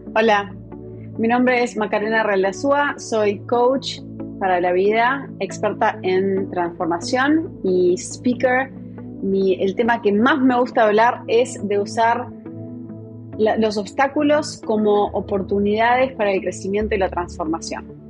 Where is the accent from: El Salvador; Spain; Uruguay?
Uruguay; Montevideo; moved away as an adult; now in New York, United States; nací en Montevideo, la capital del Uruguay. Eh, somos cinco hermanos y dos nos criamos en, en Positos, bastante cerca de la playa.